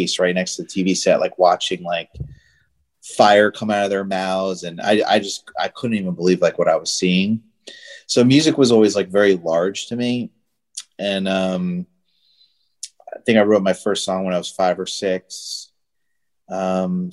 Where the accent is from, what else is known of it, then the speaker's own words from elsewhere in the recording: Northwest New Jersey, United States; now in Florida, United States; I grew up in New Jersey. So, Northwest New Jersey, next to Pennsylvania, really small town.